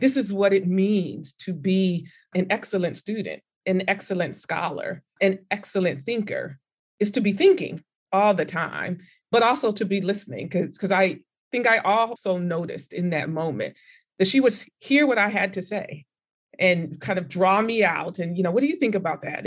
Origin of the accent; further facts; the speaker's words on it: California, United States; moved away as an adult; I'm from California